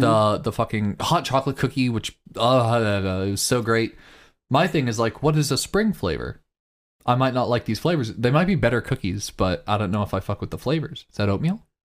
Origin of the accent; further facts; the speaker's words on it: Kansas, United States; I'm from Kansas